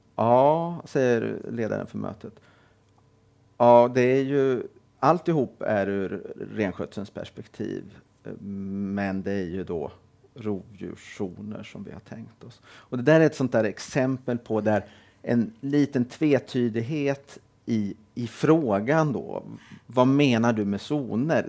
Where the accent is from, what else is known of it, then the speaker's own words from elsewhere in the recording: Helsingborg, Skåne, Sweden; Jag är född och uppvuxen i Helsingborg.